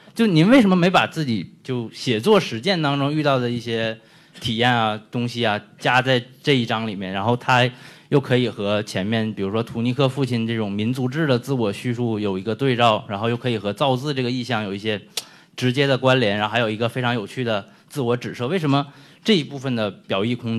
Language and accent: Chinese; Northeast China, China; now in Hong Kong; 首先就是因为我是一个东北人，所以在这里听一在香港听一个台湾人讲东北的故事，觉得很很魔幻。